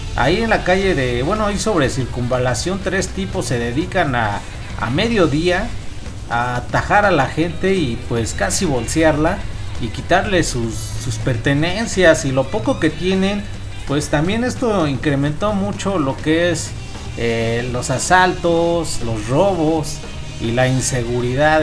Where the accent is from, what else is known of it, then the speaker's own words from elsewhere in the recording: Chimalhuacán, State of Mexico, Mexico; del municipio de donde somos, de Chimalhuacán, Estado de México